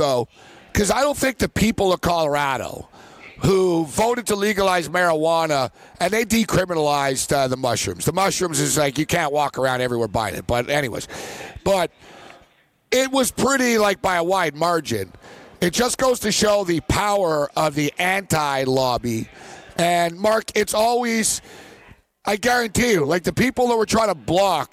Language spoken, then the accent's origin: English; Montreal, Quebec, Canada; I am from Montreal